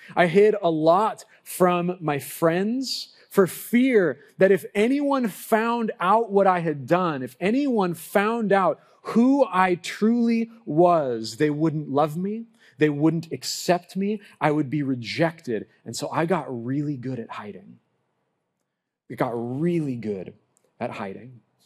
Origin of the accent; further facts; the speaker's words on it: Lompoc, California, United States; growing up in Lompoc, I lived down the street from the local bowling alley